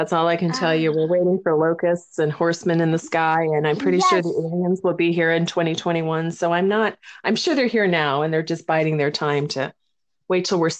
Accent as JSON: {"language": "English", "town": "Chicago", "region": "Illinois", "country": "United States", "tie": "born or raised there", "also_born_or_lived": "New York City / Los Angeles", "moved": "as an adult", "lives_now": "Oregon, United States", "said": "I grew up in Chicago, went to college there, moved to New York City after that, and then I met my husband in New York City, and then we moved to Los Angeles. We were there for 18 years before coming up to Oregon."}